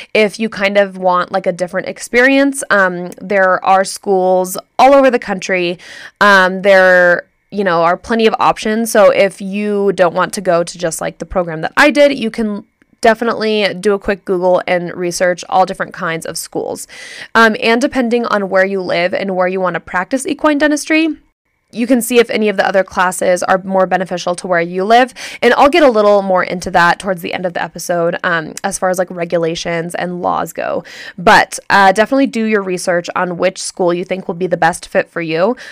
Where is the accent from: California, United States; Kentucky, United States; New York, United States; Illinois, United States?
California, United States; Santa Clarita; moved away; I'm from Santa Clarita, California